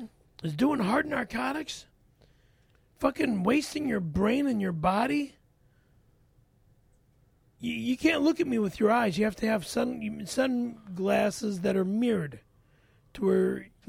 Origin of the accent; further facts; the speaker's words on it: Toronto, Ontario, Canada; it takes place in my hometown, Toronto, Ontario.